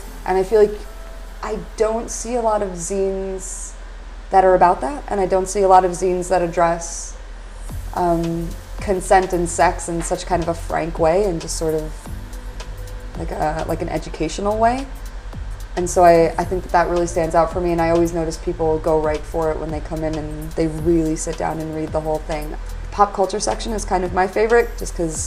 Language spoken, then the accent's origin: English; Illinois, United States; moved away as an adult; now in Glasgow, United Kingdom; I'm from Illinois, and I'd taken part in Chicago Zine Fest. And when I moved over here